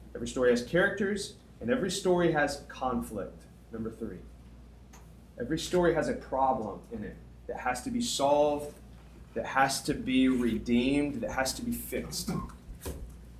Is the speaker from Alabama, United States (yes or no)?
yes; Tuscumbia, Alabama, United States; moved away; My hometown, when I moved from Tuscumbia, I moved from a town of 7,000 people to 7 million people